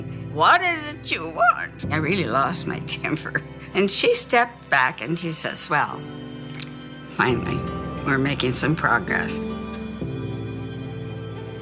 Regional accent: Phoenix, Arizona, United States; I was born in Phoenix in 1937

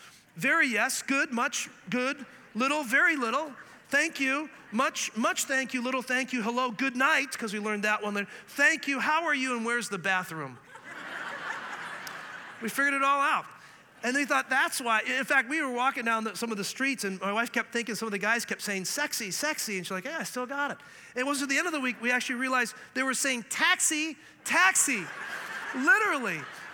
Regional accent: Canada; also born or lived in Scotland; I mean, I'm a Canadian who grew up learning French, who's actually from Scotland.

